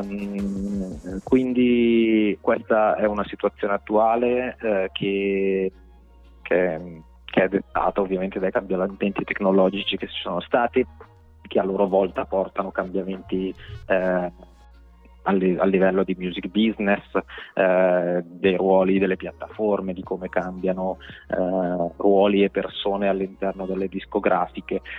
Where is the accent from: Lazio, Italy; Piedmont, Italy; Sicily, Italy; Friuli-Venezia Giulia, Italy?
Piedmont, Italy; Domodossola; moved away as an adult; now in Milan, Italy; per quanto amassi la mia terra, sono un appassionato di montagna, per cui amo Domodossola